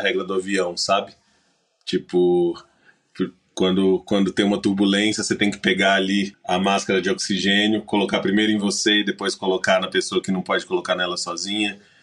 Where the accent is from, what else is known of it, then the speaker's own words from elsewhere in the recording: Minas Gerais, Brazil; como bom mineiro